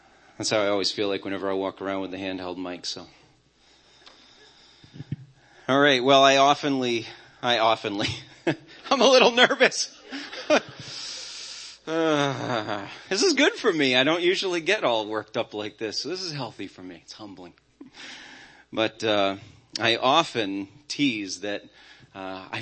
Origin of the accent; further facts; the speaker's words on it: Auburn, Maine, United States; I grew up in Auburn, Maine, and our church was growing, thriving